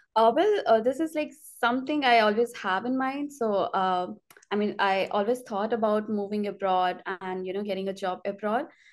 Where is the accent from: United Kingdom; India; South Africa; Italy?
India; moved away as an adult; now in Montreal, Canada; I'm from India